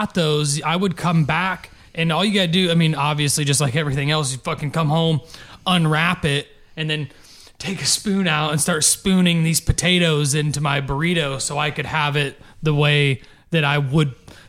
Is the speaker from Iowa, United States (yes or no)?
yes; Dyersville, Iowa, United States; growing up in Dyersville, I don't think they had Taco John's.